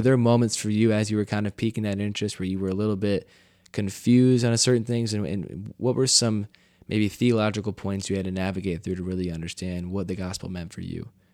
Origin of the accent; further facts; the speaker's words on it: United States; growing up in the United States